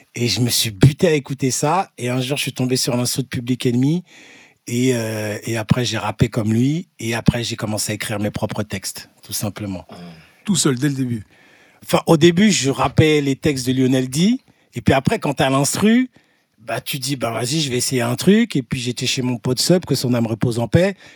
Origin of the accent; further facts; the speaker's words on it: Ivry-sur-Seine, Île-de-France, France; je viens d'Ivry-sur-Seine